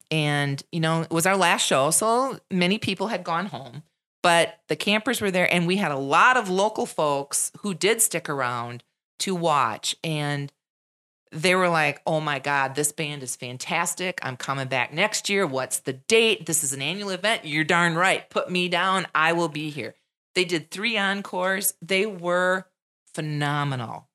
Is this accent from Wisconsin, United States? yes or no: yes; Wisconsin Rapids, Wisconsin, United States; people from Wisconsin Rapids don't recognize the beauty in our own backyard